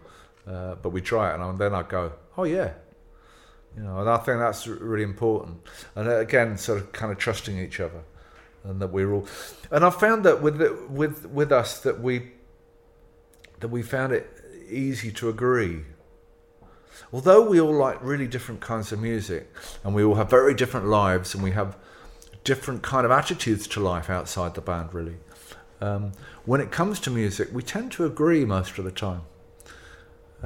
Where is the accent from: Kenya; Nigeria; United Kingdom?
United Kingdom; England; I'm from England. I grew up in England with English culture.